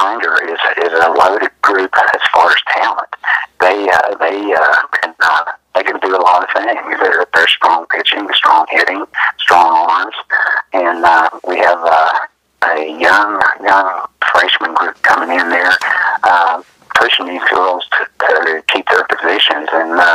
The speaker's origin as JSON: {"language": "English", "town": "Ripley", "country": "United States", "tie": "born or raised there", "said": "I grew up in Ripley here and played baseball all my life"}